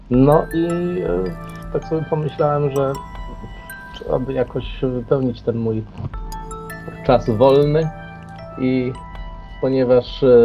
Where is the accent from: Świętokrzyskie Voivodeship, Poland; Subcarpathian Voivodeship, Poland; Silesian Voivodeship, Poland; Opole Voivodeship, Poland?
Silesian Voivodeship, Poland; now in Germany; pochodzę ze Śląska, tak jak mówiłem, e, tak jak powiedziałem, akurat, że mieszkam w Niemczech, ale od lat 80., czyli już bez mała 40 lat, mieszkam tutaj w Niemczech.